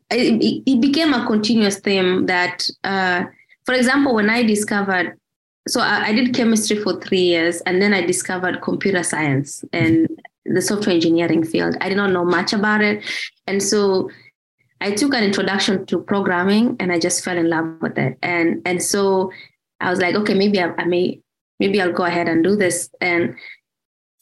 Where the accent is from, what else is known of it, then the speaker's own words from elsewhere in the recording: Mogotio, Baringo County, Kenya; moved away as an adult; now in United States; I grew up in Mogotio